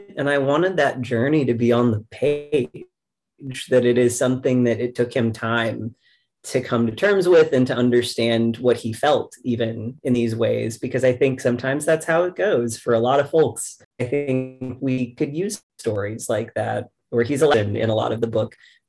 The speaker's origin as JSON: {"language": "English", "region": "the South", "country": "United States", "tie": "born or raised there", "said": "Because like, again, I grew up in the South. I'm from around here."}